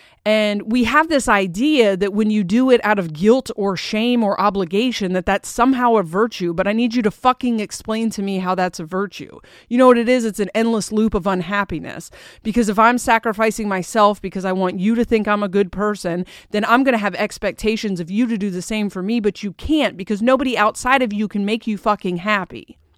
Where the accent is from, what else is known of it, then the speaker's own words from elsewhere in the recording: Delaware, United States; also born or lived in Portland; I spent most of my life hating that I was like this because I grew up in Portland and Delaware